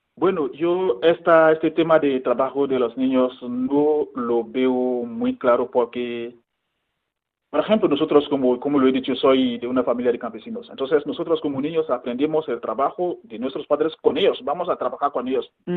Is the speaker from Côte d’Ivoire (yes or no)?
yes; Côte d’Ivoire; moved away as an adult; also born or lived in Ghana; now in Madrid, Spain; yo soy de Costa de Marfil y bueno, nací ahí, crecí ahí